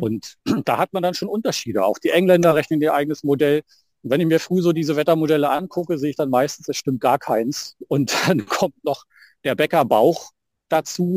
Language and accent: German; Brandenburg, Germany; bei uns in Brandenburg